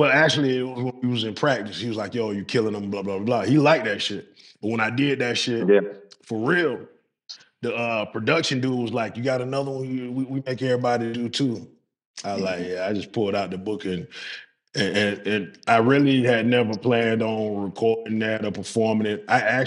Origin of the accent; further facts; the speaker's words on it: Southern United States, United States; Southern, nigga. I ain't on no farm. You know what I'm saying? I'm from the South.